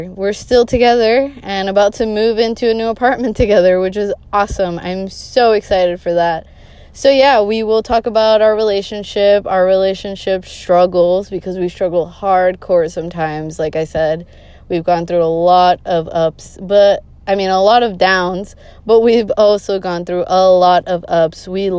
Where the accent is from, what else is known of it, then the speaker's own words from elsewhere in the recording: Boston, Massachusetts, United States; I am born and raised in Boston, Massachusetts. No, I do not have a Bostonian accent. Why that is because all my family is from Colombia in South America. So I am bilingual, hablo español.